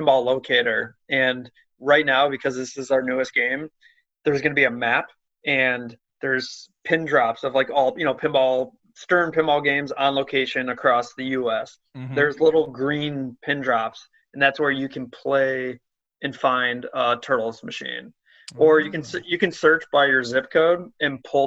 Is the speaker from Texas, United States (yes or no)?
no; New York, United States; now in Chicago, United States; I was born in New York, live in Chicago